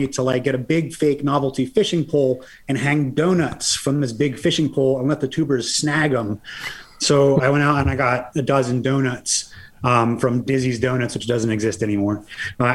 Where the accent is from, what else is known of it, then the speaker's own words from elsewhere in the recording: Lebanon County, Pennsylvania, United States; moved away as an adult; also born or lived in Colorado / Oregon; now in Lancaster, United States; I grew up in Lebanon County, moved out west more than 10 years ago, lived in Colorado and Oregon